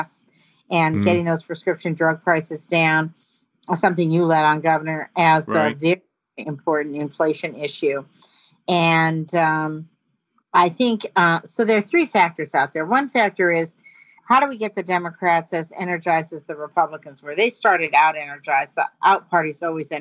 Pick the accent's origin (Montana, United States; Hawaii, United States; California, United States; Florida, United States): Montana, United States; I'm from Montana